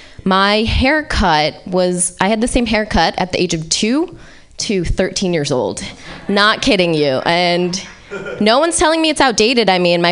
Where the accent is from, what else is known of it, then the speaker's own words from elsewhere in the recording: Vermont, United States; So growing up in Vermont was a little difficult, but luckily I had my two sisters.